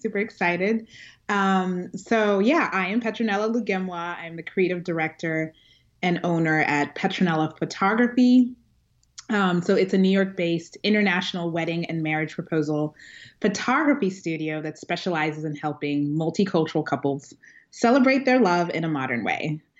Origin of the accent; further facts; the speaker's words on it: Kampala, Central Region, Uganda; born there; I was born in Uganda, Kampala, Uganda, which if you've ever seen The Last King of Scotland, the movie, it's about the dictator Idi Amin and just the horrible things he did.